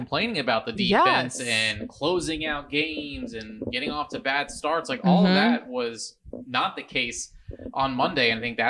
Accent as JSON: {"language": "English", "town": "Marietta", "region": "Georgia", "country": "United States", "tie": "born or raised there", "said": "I grew up here in Marietta"}